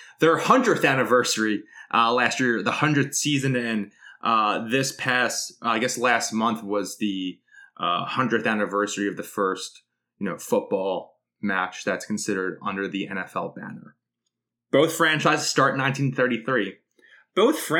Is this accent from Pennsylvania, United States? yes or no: yes; Philadelphia, Pennsylvania, United States; growing up in South Philly